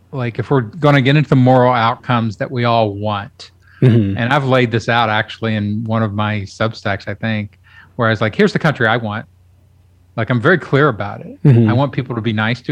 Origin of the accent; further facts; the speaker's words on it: Kentucky, United States; now in Austin, United States; I grew up in Kentucky.